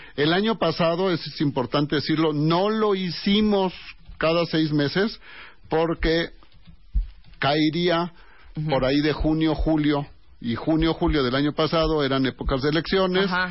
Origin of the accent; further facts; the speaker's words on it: Mexico City, Mexico; somos una sociedad muy diferente al resto de nuestro país. Todos somos mexicanos